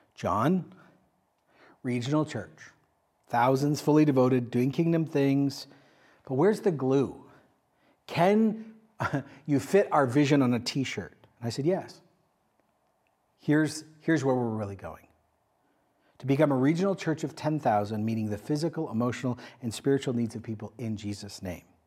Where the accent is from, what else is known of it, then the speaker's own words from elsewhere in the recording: Canada; I am a Canadian.